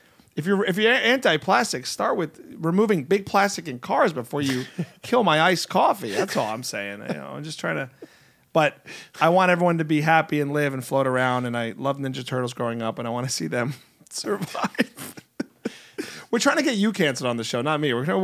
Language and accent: English; New Jersey, United States; now in Los Angeles, United States; I like to rip on LA because I'm from Jersey